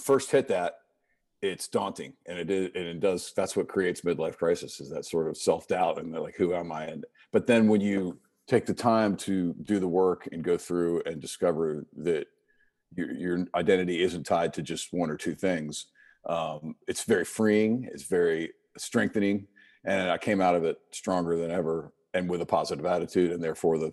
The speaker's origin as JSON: {"language": "English", "area": "right outside Washington D.C.", "region": "Maryland", "country": "United States", "tie": "born or raised there", "moved": "as an adult", "lives_now": "Charleston, United States", "said": "I grew up in Maryland, and right outside Washington D.C."}